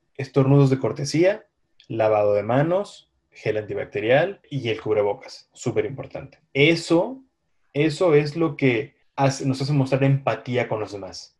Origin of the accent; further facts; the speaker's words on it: Mexico; que nos caracteriza como mexicanos